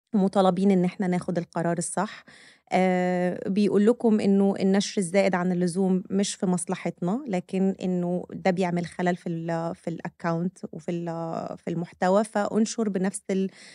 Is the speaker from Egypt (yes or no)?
yes; Egypt; احنا كمصريين